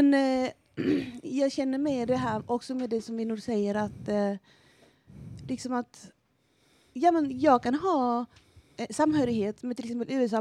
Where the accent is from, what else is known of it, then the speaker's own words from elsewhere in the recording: Nicaragua; Swedish is a second language; also born or lived in El Salvador; now in Sweden; mitt hemland i Nicaragua på 80-talet